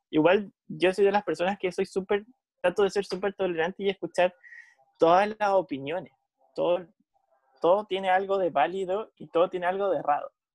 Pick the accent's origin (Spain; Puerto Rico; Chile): Chile